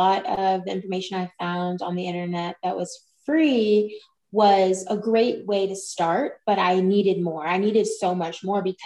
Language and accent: English; Kentucky, United States; moved away; I'm from Kentucky originally, and I had moved around a few places